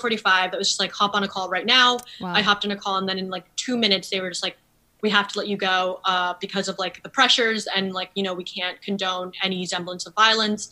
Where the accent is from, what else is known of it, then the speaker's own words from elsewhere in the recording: New Haven, Connecticut, United States; I didn't have a very Asian filled community growing up in New Haven